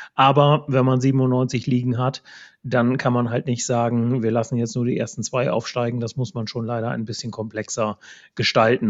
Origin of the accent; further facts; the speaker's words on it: East Frisia, Lower Saxony, Germany; ich komme ja hier aus Ostfriesland